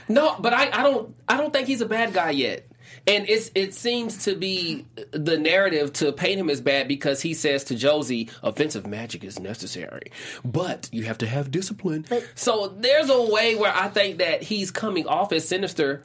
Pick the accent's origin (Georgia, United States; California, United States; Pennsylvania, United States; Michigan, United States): Georgia, United States; Atlanta; that's what we say in Atlanta.